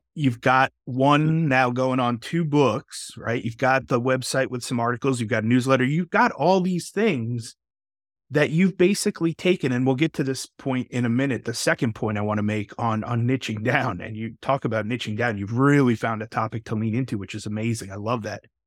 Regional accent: Texas, United States; another fellow Texan

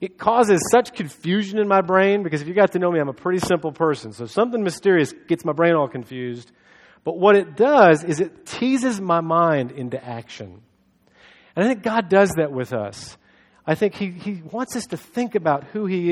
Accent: United States

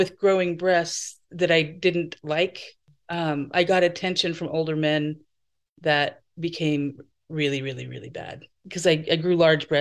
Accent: Idaho, United States; moved away as an adult; also born or lived in California; now in Portland, United States; I moved away from Idaho when I was 22, and I lived in California for a year.

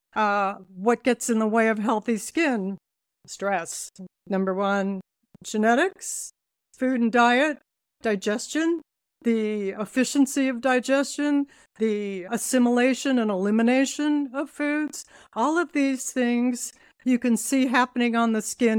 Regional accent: Laguna Beach, California, United States; also born or lived in Toronto; I grew up in Laguna Beach in California

